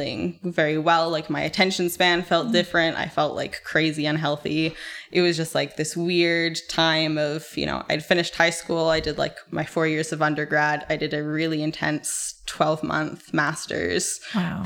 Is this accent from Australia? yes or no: no; Calgary, Alberta, Canada; I grew up in Calgary.